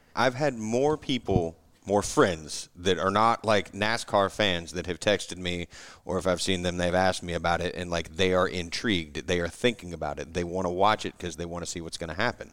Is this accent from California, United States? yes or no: no; North Carolina, United States; I'm from North Carolina, I just got back from the mountains this past weekend, so I code switched up there, you know, with my people